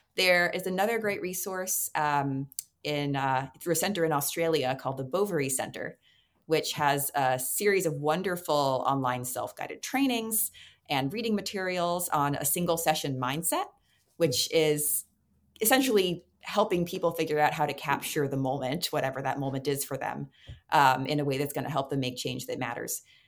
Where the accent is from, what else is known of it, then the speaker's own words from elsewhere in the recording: New York City, New York, United States; I was uh, growing up in New York City